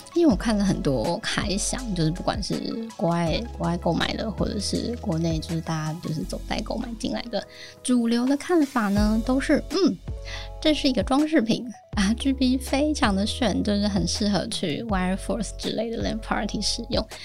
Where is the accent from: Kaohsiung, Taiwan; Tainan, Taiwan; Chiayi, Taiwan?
Kaohsiung, Taiwan; 身为高雄人， 我真的是从小就非常珍惜干净的呼吸啊